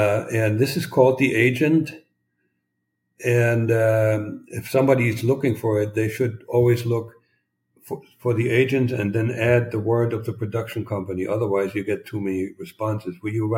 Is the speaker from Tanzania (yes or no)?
no; East Germany, Germany; And I had no clue that this was going on while growing up in East Germany because I lived in a bubble.